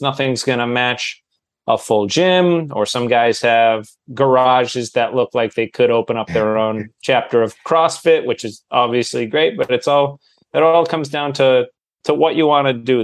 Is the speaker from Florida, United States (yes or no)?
no; Manchester, New Hampshire, United States; moved away as an adult; now in Los Angeles, United States; I live in Los Angeles. I'm originally from Manchester, New Hampshire, home of Adam Sandler, but I've been in LA for about 15 years.